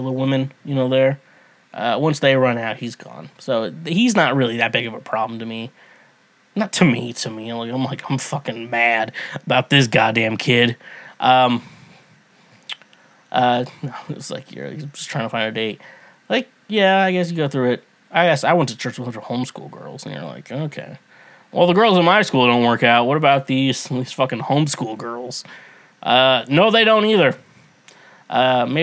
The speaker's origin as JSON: {"language": "English", "region": "Midwest", "country": "United States", "tie": "born or raised there", "said": "I grew up in the Midwest."}